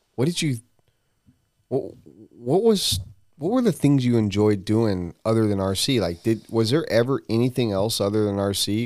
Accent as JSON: {"language": "English", "region": "Colorado", "country": "United States", "tie": "born or raised there", "moved": "yes", "said": "I grew up in Colorado"}